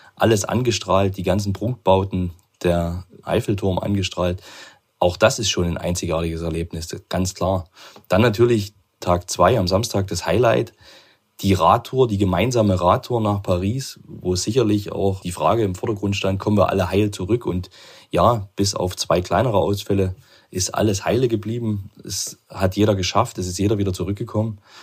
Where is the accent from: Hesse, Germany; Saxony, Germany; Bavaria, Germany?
Saxony, Germany; Chemnitz; ich komme aus Chemnitz